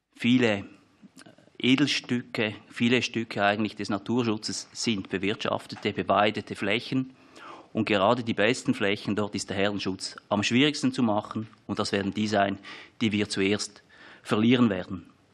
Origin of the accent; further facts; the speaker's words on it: Switzerland; Sie hören, ich komme aus der Schweiz